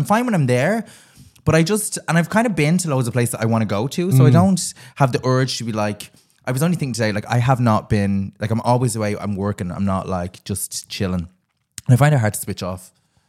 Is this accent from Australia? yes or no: no; Dublin, Leinster, Ireland; I'm from Ringsend, and I always joke, I'm like, I'm the Ringsend Rose.